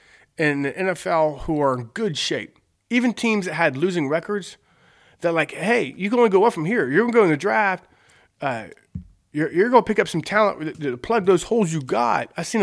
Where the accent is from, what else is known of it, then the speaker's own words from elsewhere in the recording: Ohio, United States; Because I am from Ohio.